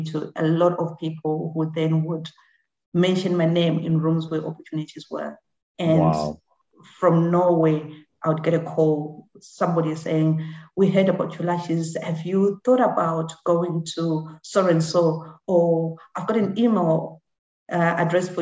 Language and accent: English; Harare, Zimbabwe; first language Shona; English is a second language; also born or lived in Masvingo, Zimbabwe; now in United Kingdom; I was born in Mbare.